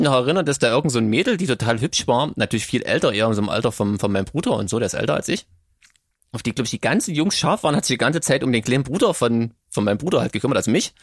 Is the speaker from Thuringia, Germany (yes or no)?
yes; Thuringia, Germany; ich komme ja hier aus Thüringen, was damals aber noch der Bezirk Gera war